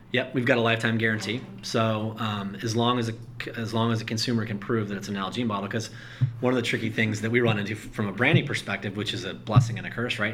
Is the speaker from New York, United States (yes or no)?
no; Colorado, United States; I grew up in Colorado